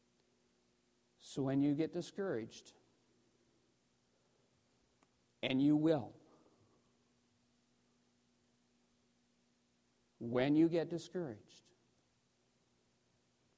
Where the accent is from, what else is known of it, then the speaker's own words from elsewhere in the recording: New Brunswick, Canada; I grew up in New Brunswick, just up the road